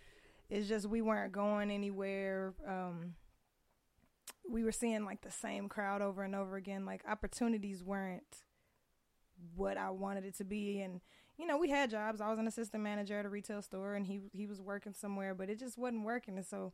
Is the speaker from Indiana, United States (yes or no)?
yes; Indianapolis, Indiana, United States; moved away as an adult; also born or lived in Hazelhurst, Georgia; now in Las Vegas, United States; I was born in Hazelhurst, Georgia, and grew up in Indianapolis, Indiana.